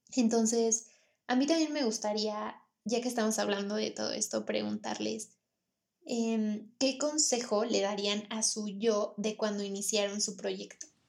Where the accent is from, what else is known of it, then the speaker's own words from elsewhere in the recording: Pachuca, Hidalgo, Mexico; nosotras somos de Pachuca